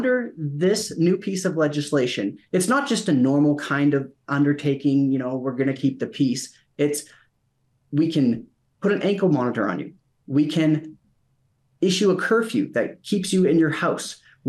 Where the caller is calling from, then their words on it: Calgary, Alberta, Canada; I'm joining you from Calgary.